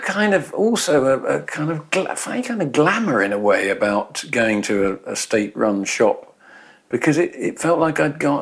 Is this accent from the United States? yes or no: no; England, United Kingdom; I was growing up in England, you know, or Britain